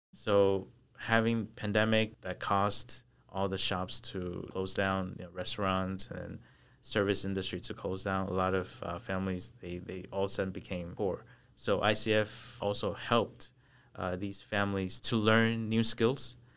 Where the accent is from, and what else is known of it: United States; born or raised there; moved away as an adult; also born or lived in Taichung, Taiwan; now in Taiwan